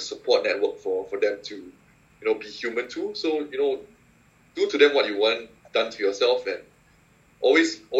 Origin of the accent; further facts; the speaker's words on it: Singapore; I'm from Singapore